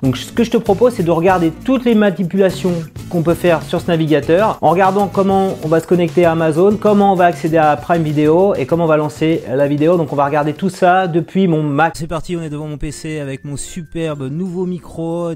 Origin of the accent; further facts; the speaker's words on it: France; nous français